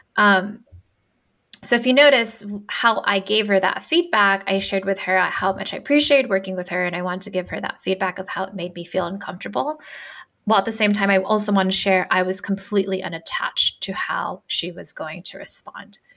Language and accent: English; Philippines; moved away; I'm a first generation immigrant. I'm Filipino and I grew up differently, right, from everyone else.